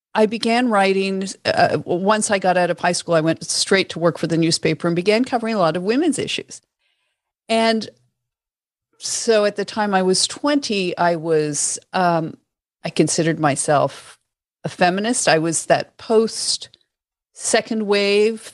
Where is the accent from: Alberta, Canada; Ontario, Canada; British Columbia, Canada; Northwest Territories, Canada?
Ontario, Canada; Toronto; I grew up in Toronto